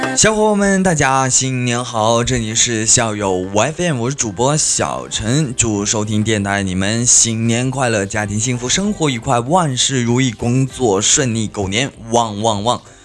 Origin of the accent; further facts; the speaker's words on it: China; 我们是中国人